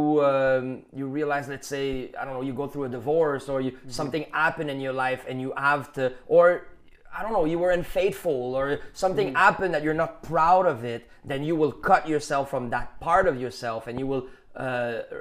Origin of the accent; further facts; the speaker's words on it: Quebec, Canada; accent: Canadian general accent; English is a second language; being Quebecois is a new identity